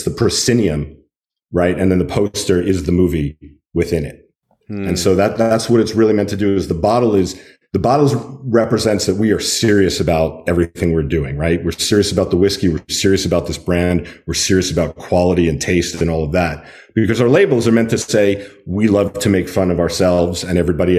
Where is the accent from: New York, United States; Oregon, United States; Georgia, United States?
New York, United States; also born or lived in California; I grew up on Long Island in New York. But I don't remember it being particularly ornate. It was when I moved to California